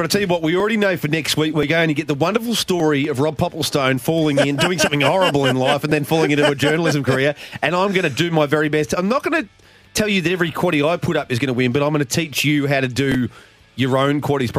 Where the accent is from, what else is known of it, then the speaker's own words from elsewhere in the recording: Geelong, Victoria, Australia; I hope Geelong win it